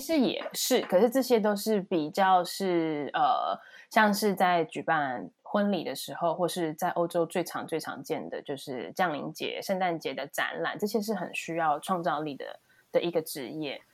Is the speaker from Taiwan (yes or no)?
yes; Taiwan; now in Germany; 来自一个非常朴实的地方，台湾